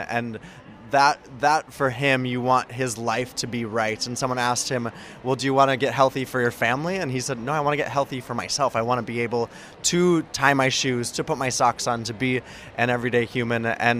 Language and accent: English; United States; as an American journalist, especially having worked for USA Today for a while